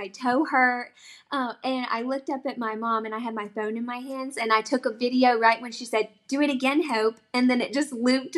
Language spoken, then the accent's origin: English; South Carolina, United States; I am from South Carolina